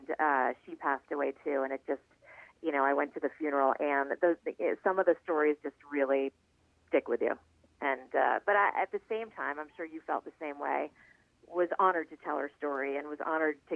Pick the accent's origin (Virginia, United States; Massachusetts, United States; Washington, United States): Massachusetts, United States; Boston; moved away; I'm from Boston, and we're about the same age